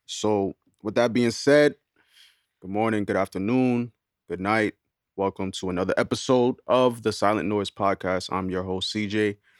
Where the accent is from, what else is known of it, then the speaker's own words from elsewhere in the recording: New York City, New York, United States; I'm from Queens